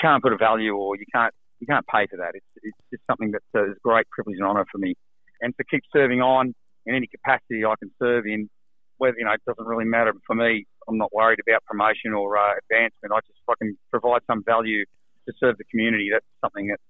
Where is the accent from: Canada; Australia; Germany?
Australia; Central Coast, New South Wales; also born or lived in Dubbo; Originally grew up on the Central Coast, actually